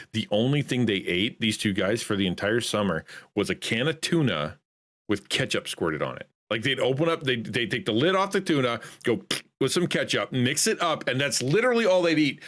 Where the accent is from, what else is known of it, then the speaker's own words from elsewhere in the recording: Canada; I'm Canadian